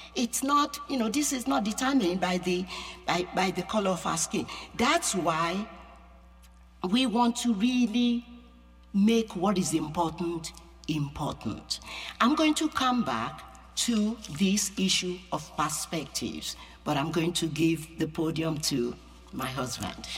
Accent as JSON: {"language": "English", "region": "Yorubaland", "country": "Nigeria", "tie": "born or raised there", "second_language": "English", "moved": "yes", "lives_now": "United States", "said": "I'm an American, and I'm also Nigerian. I have a dual citizenship, you know, but inside me is Yoruba. That's my culture. That's the culture I grew up in."}